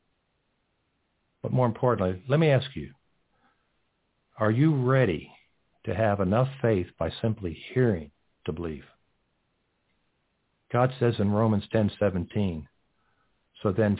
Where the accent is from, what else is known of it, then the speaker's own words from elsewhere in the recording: Texas, United States; moved away as an adult; also born or lived in New York; Growing up in Texas, we always help people with their cars